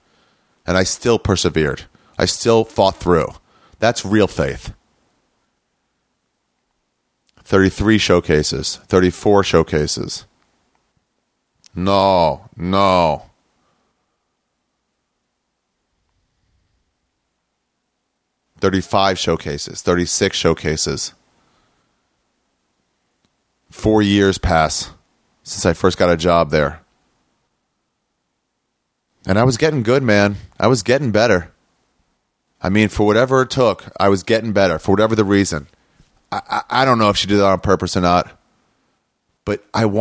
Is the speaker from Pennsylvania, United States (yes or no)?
no; Maryland, United States; now in Los Angeles, United States; I'm from Maryland